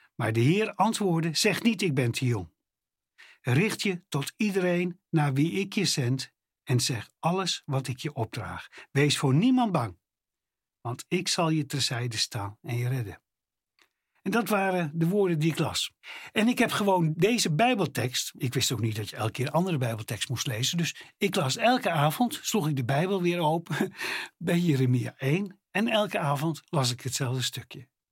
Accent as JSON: {"language": "Dutch", "country": "Netherlands", "said": "ik als Nederlander met mijn Nederlandse paspoortje"}